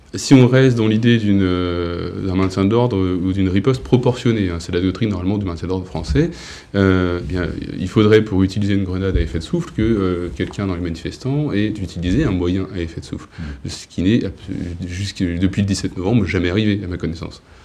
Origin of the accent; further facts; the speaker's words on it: Paris, Île-de-France, France; now in Charente-Maritime, France; je suis né à Paris, j'ai grandi, j'habite en Charente-Maritime désormais